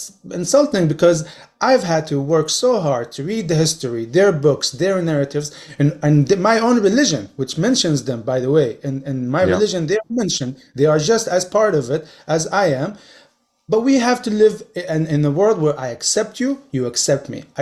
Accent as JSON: {"language": "English", "town": "Gaza", "region": "Gaza Strip", "country": "Palestine", "tie": "born or raised there", "moved": "yes", "said": "I was raised in Gaza."}